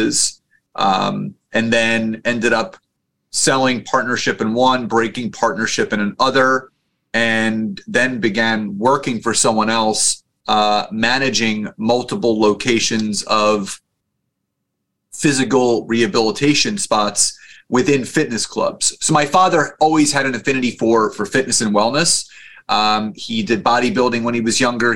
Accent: just outside of Philadelphia, Pennsylvania, United States; I was born just outside of Philadelphia, Pennsylvania

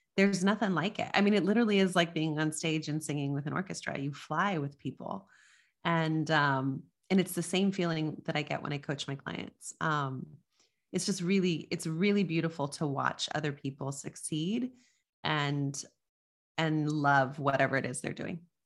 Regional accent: Las Cruces, New Mexico, United States; moved away; I grew up in Las Cruces, New Mexico, which is on the border near El Paso, Texas.

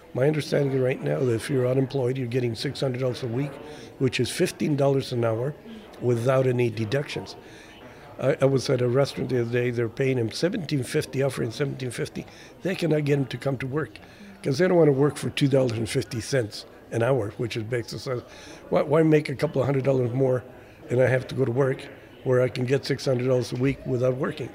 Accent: Mexico; now in United States; I was born in this country and I was an American citizen even though I, I grew up in Mexico.

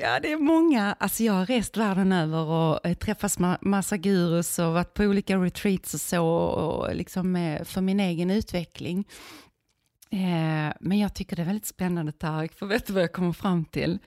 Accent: Viken, Skåne, Sweden; Alltså jag är uppvuxen i Skåne i en liten fiskeby som heter Viken

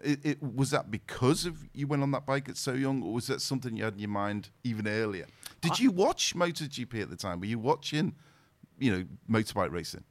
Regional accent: the Wirral, North West England, United Kingdom; I was born and raised in the Wirral, so. In the Wirral, I was around Wallasey, Birkenhead

